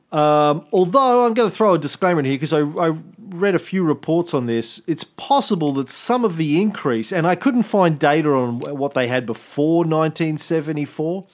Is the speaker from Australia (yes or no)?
yes; Australia; as an Australian